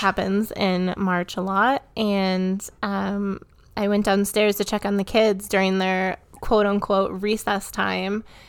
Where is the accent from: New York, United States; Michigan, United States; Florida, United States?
Michigan, United States; now in Colorado, United States; I grew up in Michigan